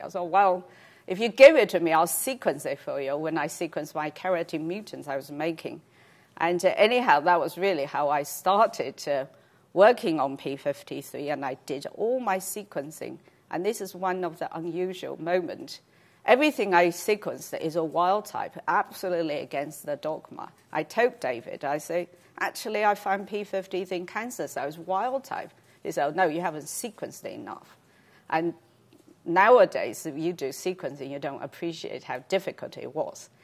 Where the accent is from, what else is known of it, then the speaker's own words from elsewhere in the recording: China; moved away; I grew up in China